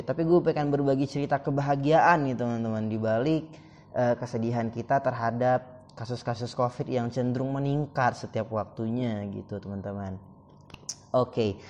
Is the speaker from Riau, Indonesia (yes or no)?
yes; Duri, Riau, Indonesia; Oke, gue cari ke provinsi gue bahkan provinsi Riau kalau teman-teman mau tahu. Gue cari nama kota gue. Duri, Duri. Wah, nggak ada. Ya Allah, kenapa bisa nggak ada ya? Jadi gue merasa kayak, oh tidak, gue berasal dari daerah yang sangat-sangat terpencil